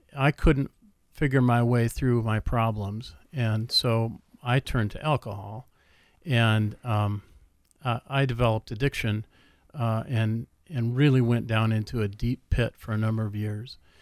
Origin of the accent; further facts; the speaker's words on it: Minneapolis, Minnesota, United States; I grew up in the Twin Cities